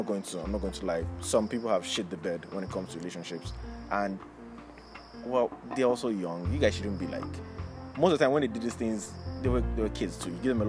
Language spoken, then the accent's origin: English; Nigeria; if I tell you I'm a Nigerian